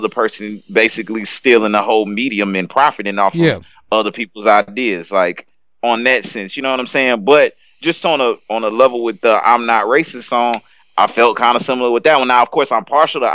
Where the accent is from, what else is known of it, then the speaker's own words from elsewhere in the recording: South Louisiana, United States; I grew up in South Louisiana